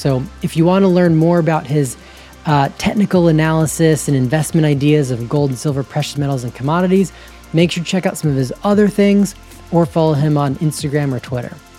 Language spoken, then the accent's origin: English; Georgia, United States; I grew up in Georgia